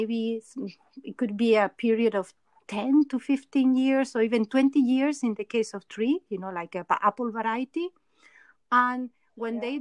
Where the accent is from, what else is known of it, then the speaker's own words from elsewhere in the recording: Barcelona, Catalonia, Spain; moved away as an adult; also born or lived in Montreal, Canada; now in Geneva, Switzerland; I was born in Barcelona, did my um, master's degree in the University of Montreal.